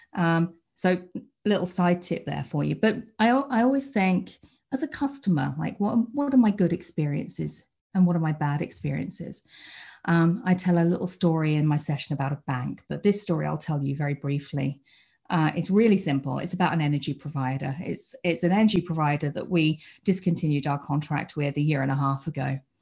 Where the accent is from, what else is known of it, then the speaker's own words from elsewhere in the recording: United Kingdom; accent: British; you might be able to tell by the accent that I'm British. I, uh, I live over in the U K